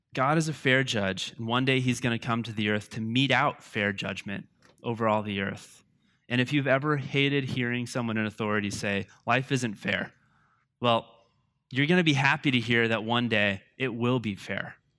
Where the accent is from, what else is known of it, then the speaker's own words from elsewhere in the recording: United States; I love being an American